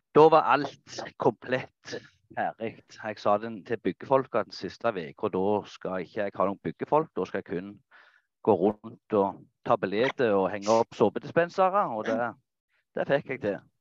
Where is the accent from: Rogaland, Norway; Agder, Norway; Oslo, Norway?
Rogaland, Norway; Nærbø; Jeg er fra Fladas eh, i Jæren. Eh, Nærbø